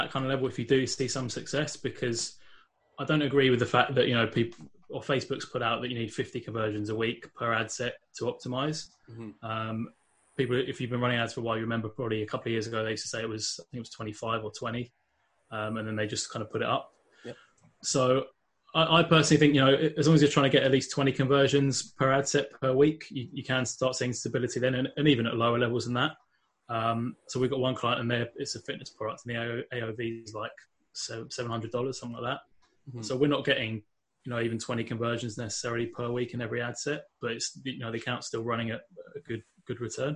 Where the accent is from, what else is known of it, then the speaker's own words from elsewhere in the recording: London, United Kingdom; moved away as an adult; now in Northern Ireland, United Kingdom; I'm not from Northern Ireland originally. I'm actually from London in England, but I've been living over here for about 8 years now